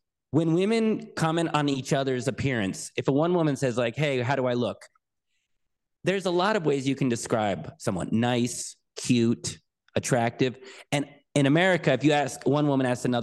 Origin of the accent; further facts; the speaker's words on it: United States; I'm an American